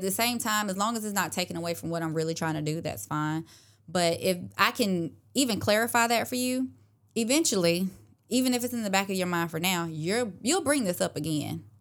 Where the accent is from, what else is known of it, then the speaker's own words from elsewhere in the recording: Clarks Hill, South Carolina, United States; moved away as an adult; now in Augusta, United States; I grew up in Clarks Hill, South Carolina, so not too far from Augusta